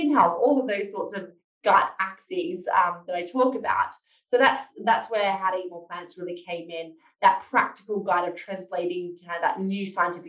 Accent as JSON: {"language": "English", "country": "Australia", "moved": "as an adult", "lives_now": "London, United Kingdom", "said": "I'm Australian by background. I moved over to the UK to work as a research fellow at King's College in London."}